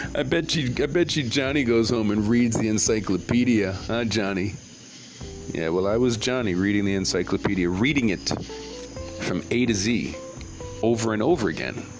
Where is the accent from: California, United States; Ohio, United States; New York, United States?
New York, United States; New York City; moved away; also born or lived in Jamaica / Toms River, New Jersey; I'm from Brooklyn. I'm from Brooklyn, guys. from Brooklyn, NYC. I'm from New York where this hip hop thing started